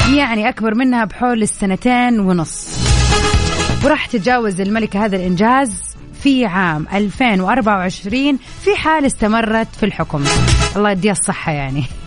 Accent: Hejaz, Saudi Arabia; هنا عندنا في الحجاز

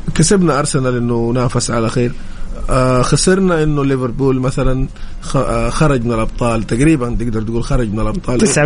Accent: Saudi Arabia; احنا كسعوديين

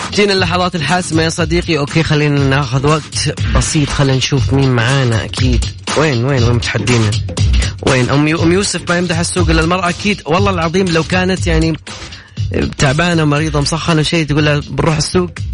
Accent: Sharqia, Egypt; من بلدياتي

